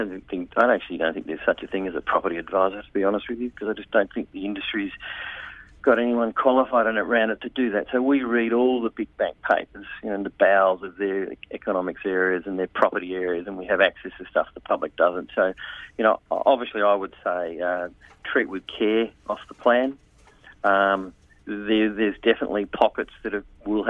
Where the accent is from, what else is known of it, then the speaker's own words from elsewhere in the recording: Sydney, New South Wales, Australia; I'm from Sydney as well.